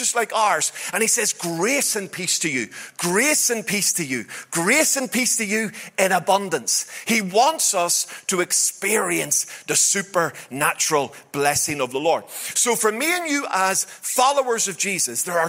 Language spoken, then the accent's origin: English; Belfast, Northern Ireland, United Kingdom; wee boy growing up in Belfast